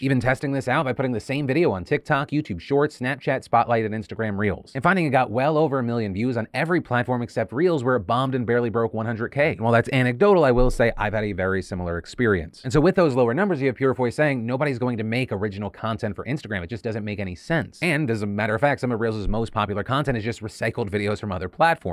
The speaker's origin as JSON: {"language": "English", "country": "United States", "said": "as an American"}